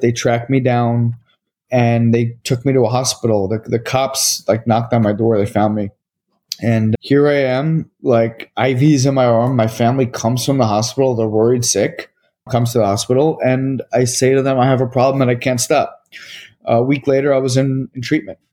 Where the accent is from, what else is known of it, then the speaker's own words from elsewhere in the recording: Short Hills, New Jersey, United States; I grew up in Short Hills, New Jersey